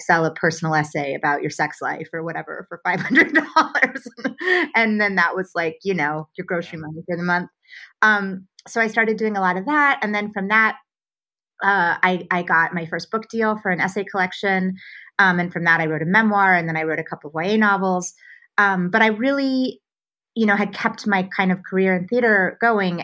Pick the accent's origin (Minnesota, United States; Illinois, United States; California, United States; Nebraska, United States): Nebraska, United States; Omaha; moved away as an adult; also born or lived in New York; now in Los Angeles, United States; I grew up in Omaha, Nebraska, uh, and had a a fairly conventional Midwestern childhood.